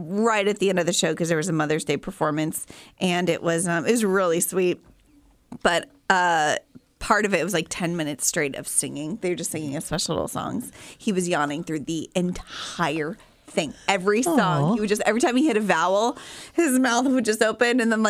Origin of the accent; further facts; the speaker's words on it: California, United States; and then my dad's job transferred, so the youngest three of us were born in Orange County.